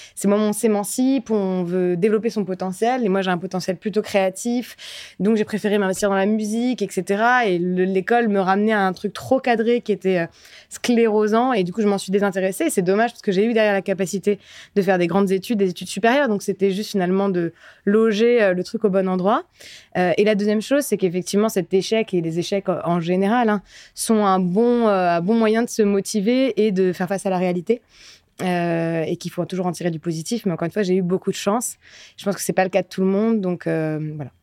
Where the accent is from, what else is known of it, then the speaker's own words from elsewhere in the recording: France; je suis quand même la première génération à être née en France, mes parents sont pas nés en France